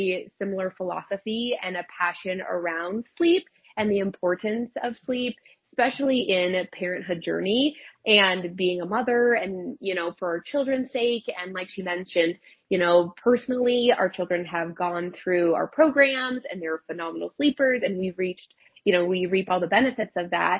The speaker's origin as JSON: {"language": "English", "region": "Colorado", "country": "United States", "said": "we're both from Colorado"}